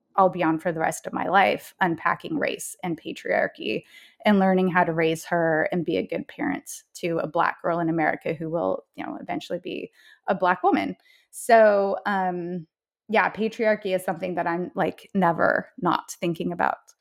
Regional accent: Salt Lake City, Utah, United States; moved away as an adult; also born or lived in Bay Area; now in New York City, United States; I was raised in Salt Lake City, Utah, as the oldest of four daughters

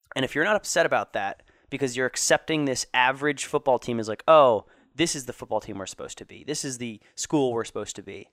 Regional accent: Florida, United States; moved away; Irma didn't do too much damage to my hometown

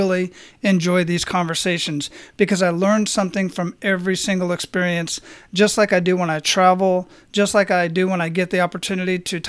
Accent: Phoenix, Arizona, United States; I'm originally from Phoenix

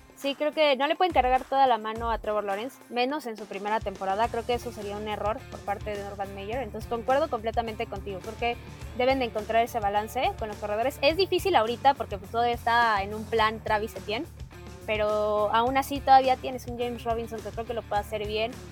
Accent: Mexico; como mexicanos

